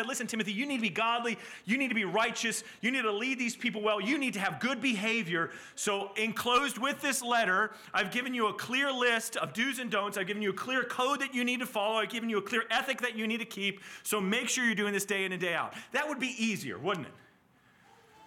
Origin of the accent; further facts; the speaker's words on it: Southeast, United States; I grew up in the Southeast in a Southern Baptist church